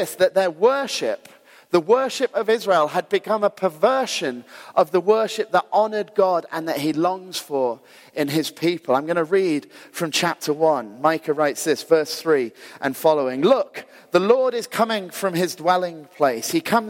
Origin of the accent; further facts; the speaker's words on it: Glasgow, Scotland, United Kingdom; also born or lived in Ayr; So if you know, when we moved down to Ayr, we were incredibly cool because we moved from Glasgow.